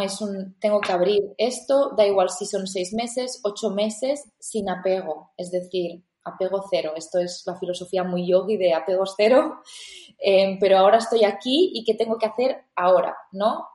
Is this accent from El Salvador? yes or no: no; L'Ametlla de Mar, Catalonia, Spain; also born or lived in Barcelona / India; vuelvo a mi pueblo donde yo había dejado ese pueblo cuando tenía 18 años para ir a la universidad